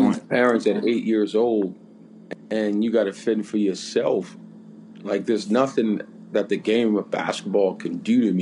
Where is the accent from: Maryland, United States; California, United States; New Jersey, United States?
New Jersey, United States; Jersey City; moved away; growing up in Jersey City, losing my parents pretty young